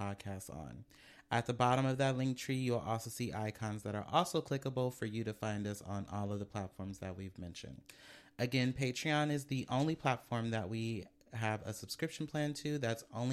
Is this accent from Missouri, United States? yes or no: no; Oakland, California, United States; I grew up in West Oakland, 32nd and Linden Street